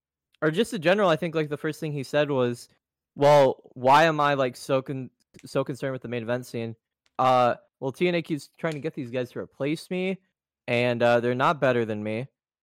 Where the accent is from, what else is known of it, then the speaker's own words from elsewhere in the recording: Philadelphia, Pennsylvania, United States; We were raised there.